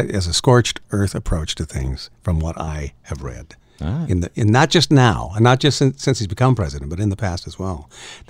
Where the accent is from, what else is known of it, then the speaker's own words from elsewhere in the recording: Canada; Where I grew up in Canada?